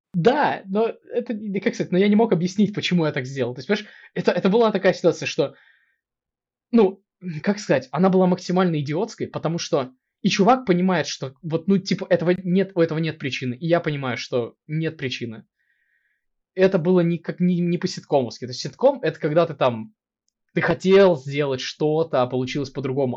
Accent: Kursk, Kursk Oblast, Russia; moved away as an adult; now in Moscow, Russia; я родился и вырос в Курске, мне 26, и сейчас я живу в Москве

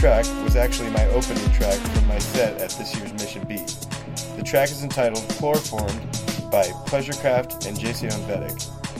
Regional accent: Iowa, United States; moved away; I was back at my home state to throw the 5th anniversary show of the Mission Beat series in Iowa City

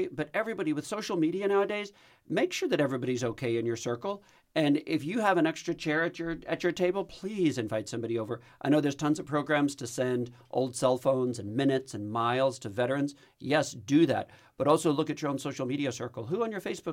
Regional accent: Texas, United States; I'm Texan.

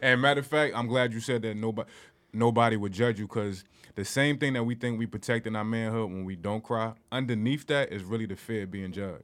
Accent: Newark, New Jersey, United States; also born or lived in East Orange, New Jersey; I'm from Newark, New Jersey, East Orange, New Jersey.

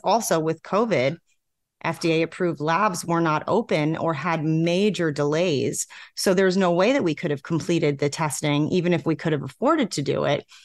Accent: New York, United States; moved away as an adult; now in South Carolina, United States; I'm from New York. Um, most of my friends and family still live in New York

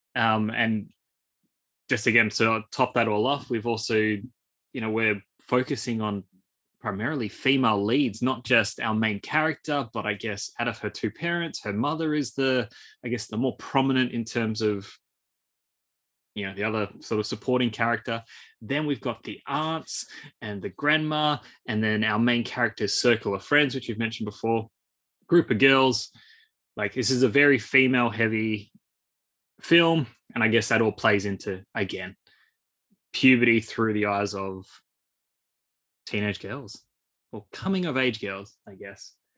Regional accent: Australia; I'm pretty much as Aussie as it comes

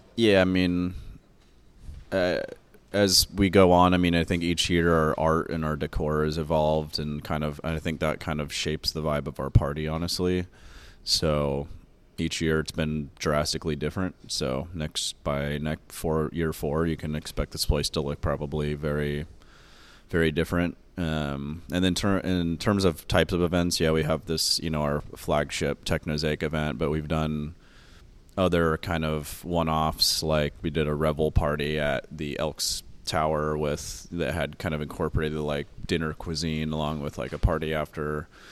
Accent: Sacramento, California, United States; also born or lived in Oregon; I grew up here in Sacramento

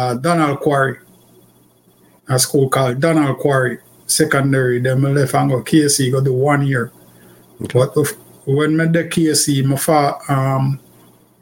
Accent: Kingston, Jamaica; I grew up in Kingston. I'm from actually Kingston

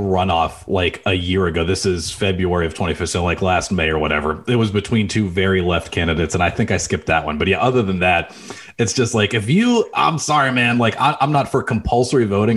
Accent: El Paso, Texas, United States; moved away; I grew up in El Paso. I spent middle school and high school in El Paso, Texas

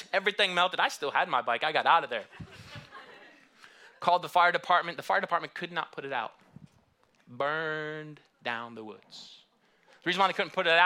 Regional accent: Michigan, United States; moved away; also born or lived in Houston; I grew up in Michigan

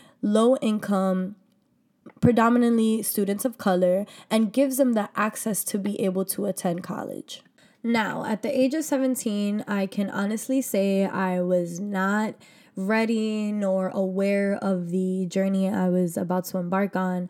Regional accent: New York City, New York, United States; I was raised in Harlem, New York by a phenomenal mother

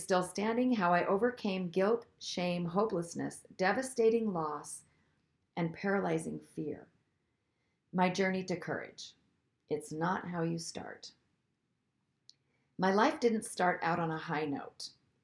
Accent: Seattle, Washington, United States; I grew up in the Seattle area of the Pacific Northwest

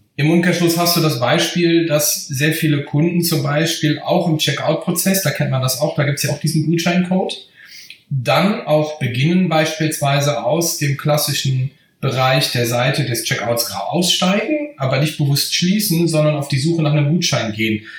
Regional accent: Bergisches Land, North Rhine-Westphalia, Germany; Ich komme äh, aus dem Bergischen Land

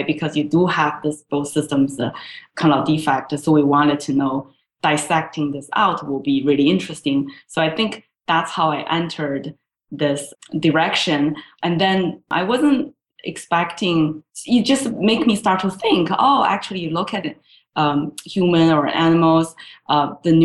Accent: China; moved away as an adult; I grew up in China.

